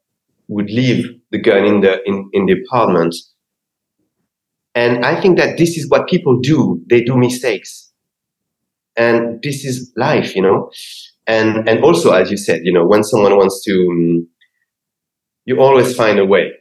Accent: Paris, Île-de-France, France; moved away as an adult; now in Los Angeles, United States; I come from Paris, and this is my city

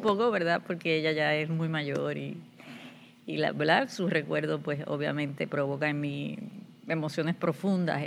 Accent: Puerto Plata, Dominican Republic; moved away as an adult; now in Puerto Rico; yo soy dominicana, nací en la ciudad de Puerto Plata, que es una ciudad costera que está al norte de la República Dominicana

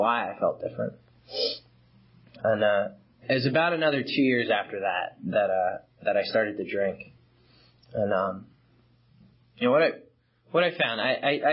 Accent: Long Island, New York, United States; I grew up in Long Island, one of six kids.

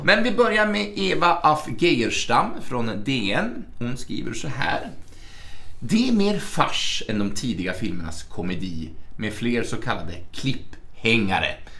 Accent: Arbetarbladet's area, Gävleborg County, Sweden; det är Arbetarbladet. Det är ju från mina hemtrakter

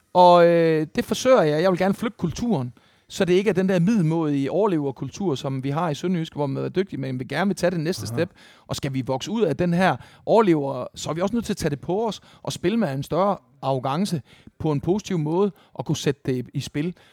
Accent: Esbjerg, Southern Denmark, Denmark; i Esbjerg, hvor jeg voksede op

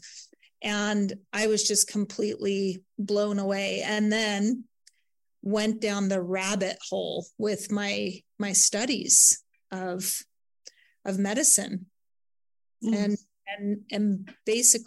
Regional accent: Santa Barbara, California, United States; Santa Barbara is my hometown, Montecito, actually

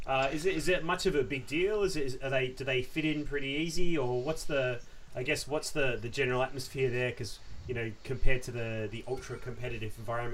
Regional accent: Western Australia, Australia; I come from Western Australia

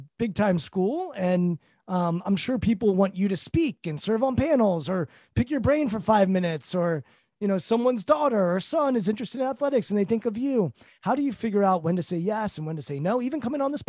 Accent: Bethesda, Maryland, United States; I'm from Bethesda, Maryland

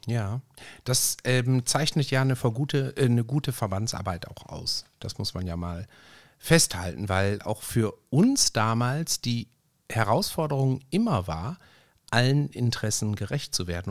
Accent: Ruhr area, North Rhine-Westphalia, Germany; wie man bei uns im Ruhrgebiet sagt

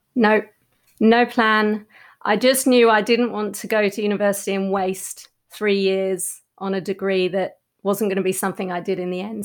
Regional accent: Australia; moved away as an adult; also born or lived in London; in London as an Australian

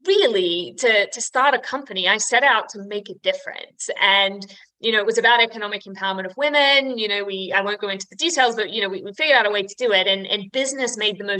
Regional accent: Australia; now in United Kingdom; I'm an Aussie, which is an important distinction to make when you live here in the UK

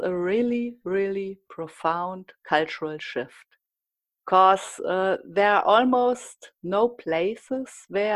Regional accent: Germany

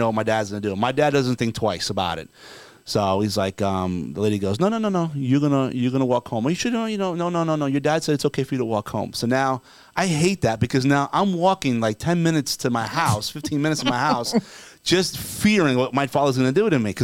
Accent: New Jersey, United States; I was raised in New Jersey

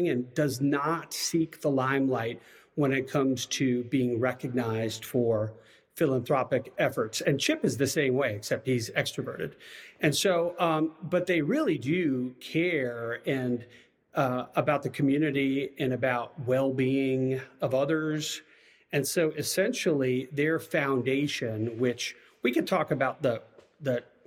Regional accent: Long Island, New York, United States; moved away as an adult; also born or lived in Virginia; now in Waco, United States; I was raised in Long Island, New York

